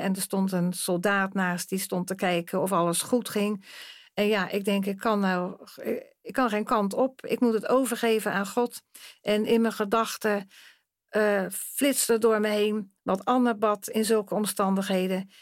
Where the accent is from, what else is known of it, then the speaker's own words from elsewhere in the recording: Rotterdam, South Holland, Netherlands; ik kom uit Rotterdam